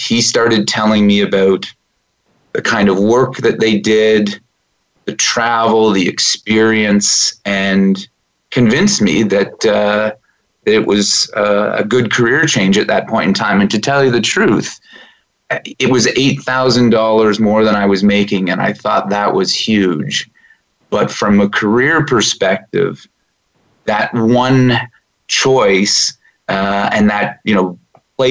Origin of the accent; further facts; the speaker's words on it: Peterborough, Ontario, Canada; now in Toronto, Canada; Peterborough was a nice size place to grow up.